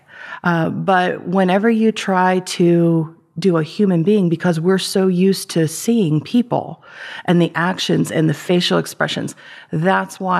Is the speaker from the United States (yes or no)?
yes; Ambridge, Pennsylvania, United States; I grew up in Ambridge